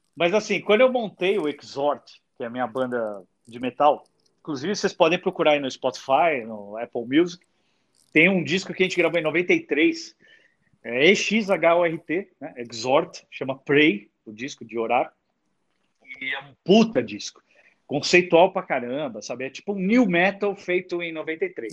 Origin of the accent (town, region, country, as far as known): São Paulo, Brazil